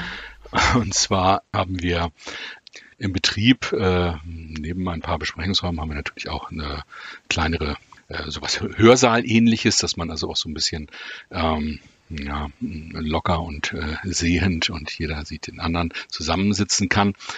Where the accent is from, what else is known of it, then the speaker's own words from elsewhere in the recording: Wolfsburg, Lower Saxony, Germany; ich äh, bin tatsächlich in Wolfsburg geboren, ähm, obwohl meine Wurzeln, eh, also familiären Wurzeln in Hamburg sind und in, im weiteren norddeutschen Raum.